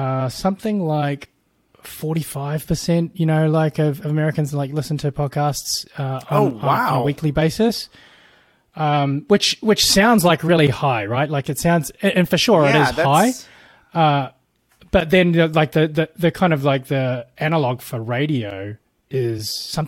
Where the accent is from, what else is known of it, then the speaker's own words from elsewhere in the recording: New Zealand; moved away as an adult; also born or lived in Bay Area, United States; now in United States; I'm from New Zealand originally.